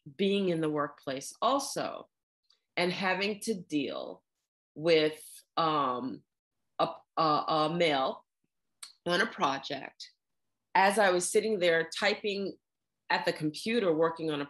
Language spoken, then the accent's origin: English; New York City, New York, United States; I grew up in New York City